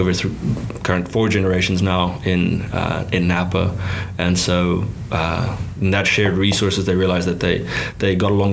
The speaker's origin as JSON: {"language": "English", "country": "South Africa", "tie": "born or raised there", "moved": "yes", "said": "growing up in South Africa and cutting my teeth there when I was younger"}